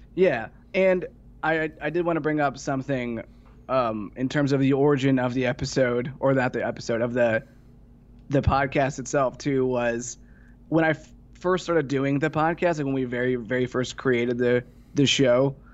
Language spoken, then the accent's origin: English; Ohio, United States; moved away; also born or lived in Tennessee; I'm from Ohio originally